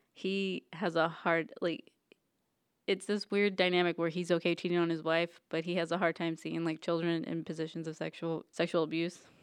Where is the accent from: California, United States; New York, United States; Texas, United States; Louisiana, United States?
Louisiana, United States; South; I'm from South Louisiana.